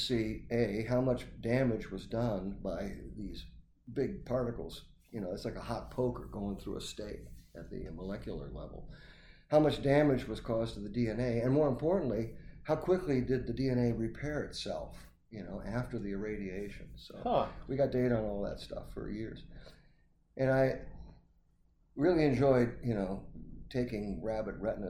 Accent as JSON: {"language": "English", "area": "near Batavia", "region": "Illinois", "country": "United States", "tie": "born or raised there", "also_born_or_lived": "Fort Collins, Colorado", "said": "at Batavia, Illinois, right outside my hometown"}